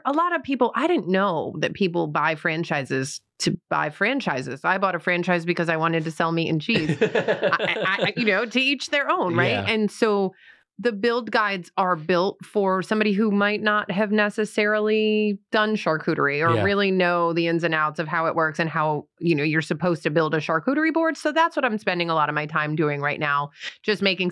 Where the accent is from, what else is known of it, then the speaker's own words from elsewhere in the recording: New York, United States; now in Huntersville, NC, United States; I'm from New York